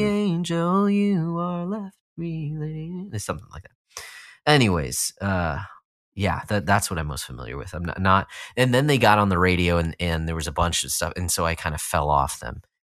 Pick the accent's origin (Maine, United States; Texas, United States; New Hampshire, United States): Texas, United States; Austin; moved away; not that I was from a small town, Austin is not a small town at all, but I was als-, I was from Texas